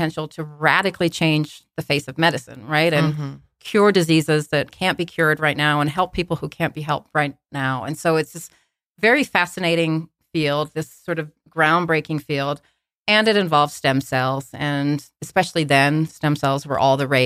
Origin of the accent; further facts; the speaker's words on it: Australia; moved away; I'm from Australia. I was born in Australia